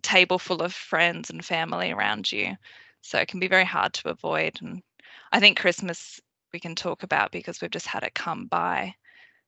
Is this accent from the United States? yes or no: no; Sydney, New South Wales, Australia; So I grew up in Western Sydney. That's where I spent most of my childhood